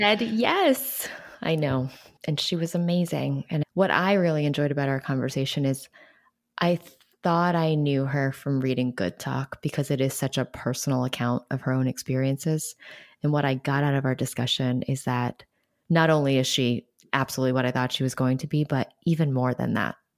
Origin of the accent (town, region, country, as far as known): New York City, New York, United States; born or raised there